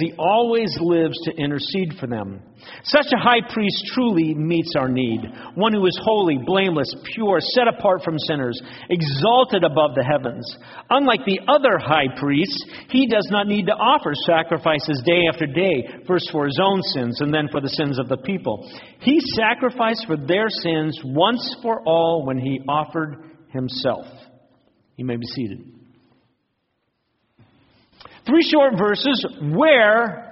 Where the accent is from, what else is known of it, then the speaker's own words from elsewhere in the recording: Phoenix, Arizona, United States; When I was a kid growing up in Phoenix